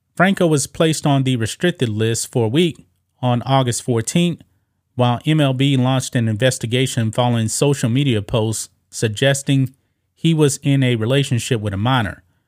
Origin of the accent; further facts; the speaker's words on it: United States; I'm an American